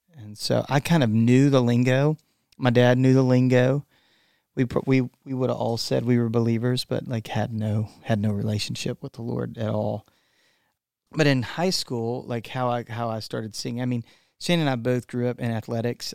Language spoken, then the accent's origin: English; Texas, United States; I am from Texas